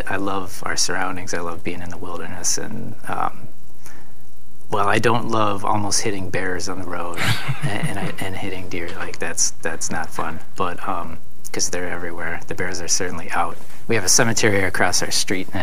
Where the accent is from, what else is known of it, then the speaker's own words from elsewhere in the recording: Minneapolis, Minnesota, United States; moved away as an adult; now in Shell Lake, United States; I grew up in and around Minneapolis